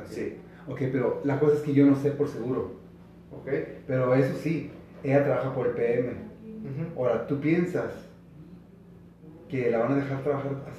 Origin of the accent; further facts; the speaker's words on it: California, United States; yo vengo de California